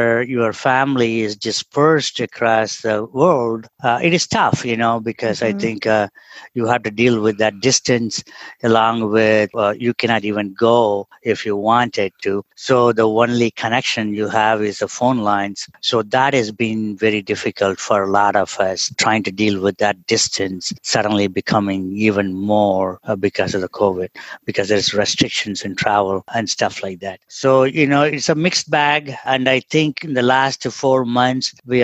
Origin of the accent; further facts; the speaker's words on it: Tamil Nadu, India; English is a second language; moved away as an adult; also born or lived in Trichy, India / Indiana, United States / Atlanta, United States / Albuquerque, United States; now in Oregon, United States; I grew up in India's version of Kyoto, which is basically thousands of temples around, surrounded by paddy fields, silk weavers, that kind of a town environment